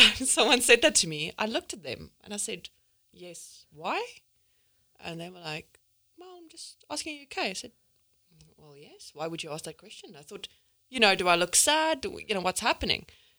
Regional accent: South Africa; English is a second language; people would ask me, where are you from? And I'd be like, that's a bizarre question. I said, South Africa.

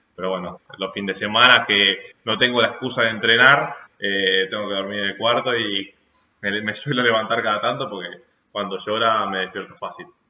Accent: Argentina; somos argentinos

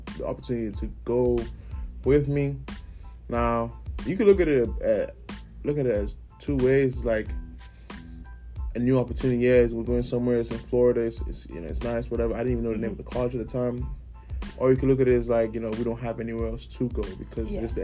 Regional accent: Kingstown, St. Vincent & Grenadines; moved away as an adult; My hometown is, it's known as Kingstown, actually. To be confused with Jamaica, Kingston. it's really small place. 110,000 people on the island.

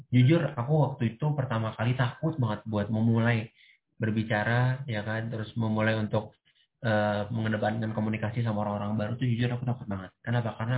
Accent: Jakarta, Indonesia; Aku dari Jakarta.

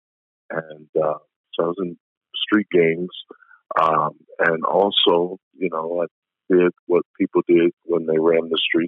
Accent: Indianapolis, Indiana, United States; I'm from Indianapolis, Indiana, 41 years old

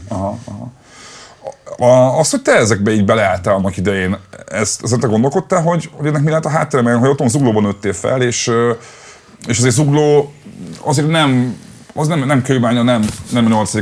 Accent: Budapest, Hungary; én a népliget tőle nem messze nőttem fel

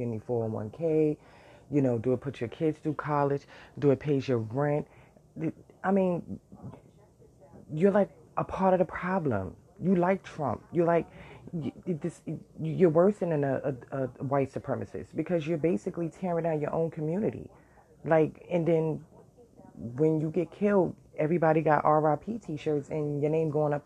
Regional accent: New York City, New York, United States; I lived in the worst area growing up in Brooklyn and Bed-Stuy

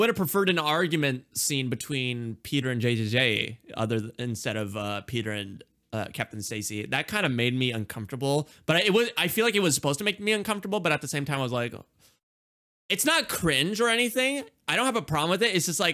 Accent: India; I'm Indian

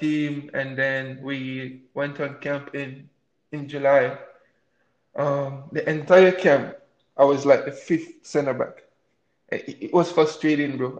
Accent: Morant Bay, Saint Thomas, Jamaica; moved away as an adult; also born or lived in Kingston, Jamaica; now in United States; I was born and raised in Jamaica. I came to the, um, to the States three years ago by a scholarship

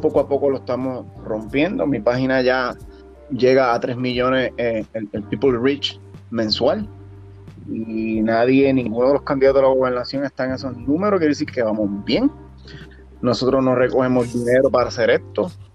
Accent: San Sebastián, Puerto Rico; yo soy natural de San Sebastián, soy un, jibarito del campo

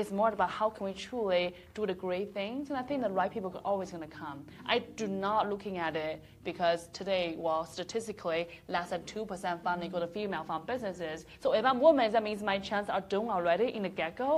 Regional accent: China; moved away as an adult; I grew up in a small little town. So once again, it's not representing the whole China

